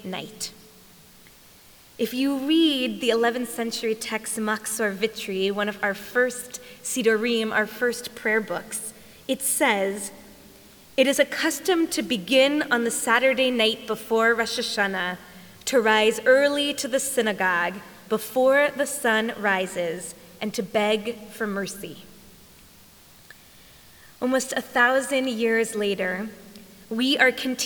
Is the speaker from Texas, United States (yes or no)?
yes; Texas, United States; growing up in Texas